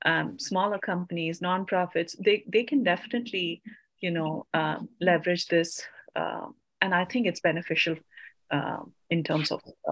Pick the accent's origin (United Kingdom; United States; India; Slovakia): India; because I came from India and I waited for my work permit.